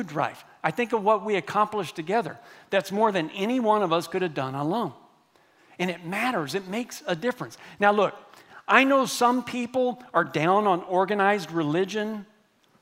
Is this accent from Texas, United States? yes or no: yes; Texas, United States; I grew up here in Texas